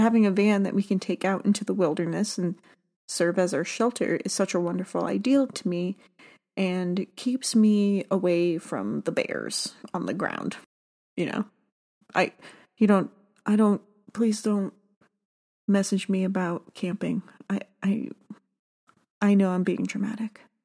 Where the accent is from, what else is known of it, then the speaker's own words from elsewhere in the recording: South Florida, United States; I grew up in South Florida